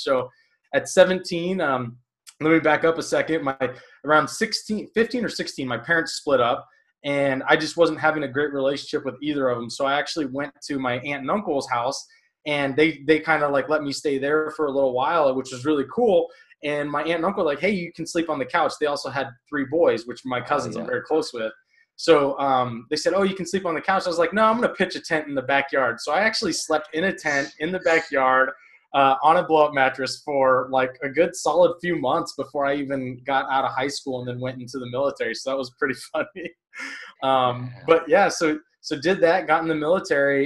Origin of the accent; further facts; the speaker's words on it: Fresno, California, United States; moved away; Grew up kind of in a rougher area in Fresno, California